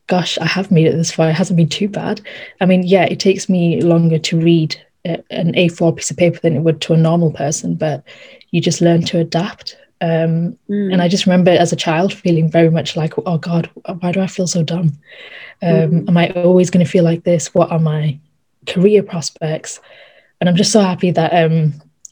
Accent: Darlington, North East England, United Kingdom; also born or lived in Norton; I was born in Darlington, up north again. And then I moved a couple of years ago to just 20 minutes away outside of Darlington to this little village called Norton

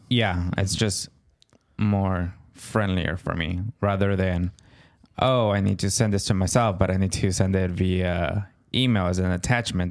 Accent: California, United States; I am Californian

